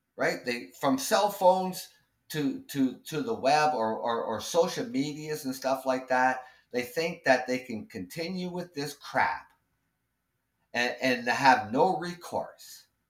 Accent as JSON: {"language": "English", "country": "Canada", "said": "I'm Canadian"}